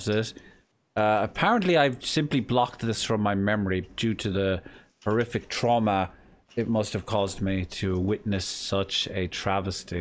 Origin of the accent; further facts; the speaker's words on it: Ireland; accent: Irish; my native tongue